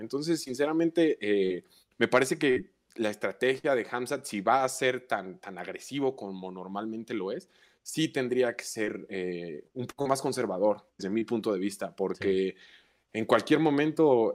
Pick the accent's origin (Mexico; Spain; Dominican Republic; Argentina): Mexico; Mexico City; soy mexicano, nací en la Ciudad de México, vivo actualmente en la Ciudad de México, he residido en esta ciudad casi la totalidad de mi vida.